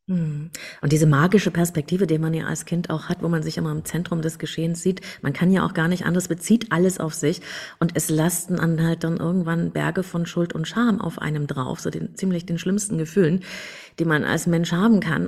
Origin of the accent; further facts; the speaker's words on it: Germany; Ich bin in der DDR geboren